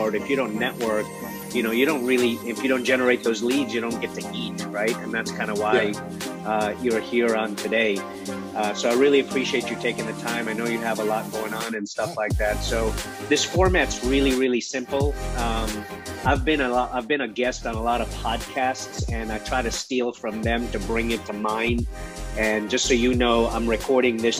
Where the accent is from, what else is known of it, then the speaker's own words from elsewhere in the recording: Kenya; I was born in Kenya.